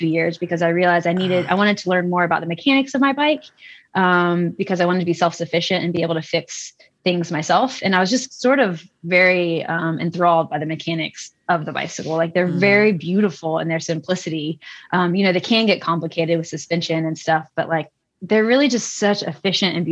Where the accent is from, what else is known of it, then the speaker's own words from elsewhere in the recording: Tennessee, United States; moved away; I grew up in Tennessee.